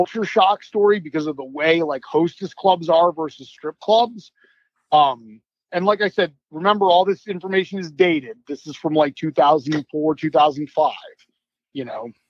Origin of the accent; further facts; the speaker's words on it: United States; also born or lived in Japan; being an American wrestler in Japan